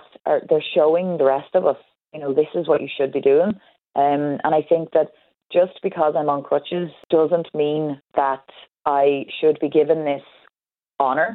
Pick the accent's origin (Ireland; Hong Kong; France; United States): Ireland; as an Irish person